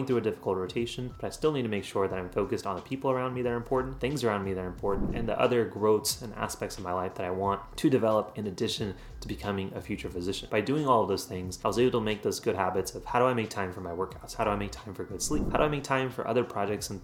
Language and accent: English; Central Texas, United States; also born or lived in India; I was born in India, but I came here when I was 4 years old. And since then, I've done all my training throughout the US system. So that includes high school, college, and medical school. And now all of those have been within Central Texas